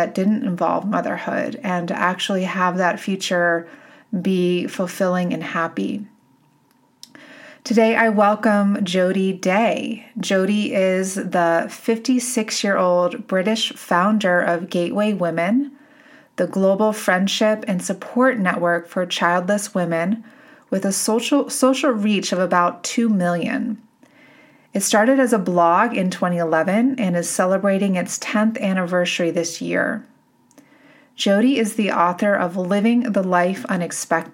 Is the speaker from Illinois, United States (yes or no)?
no; Boulder, Colorado, United States; in my hometown here in Boulder